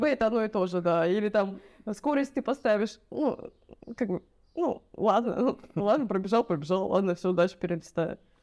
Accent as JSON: {"language": "Russian", "town": "Votkinsk", "region": "Udmurtia", "country": "Russia", "moved": "yes", "lives_now": "Cyprus", "said": "вообще я с России, а, с Удмуртии Удмуртия — это 1200 километров там ближе э, от э, Москвы. Вот, это ближе к Уралу. Вот. А с маленького городочка это город Воткинск"}